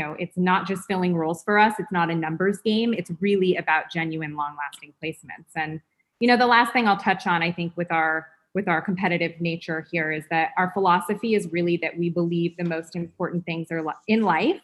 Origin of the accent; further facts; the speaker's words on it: Los Angeles, California, United States; I'm born and raised in Los Angeles, started my career as a personal and executive assistant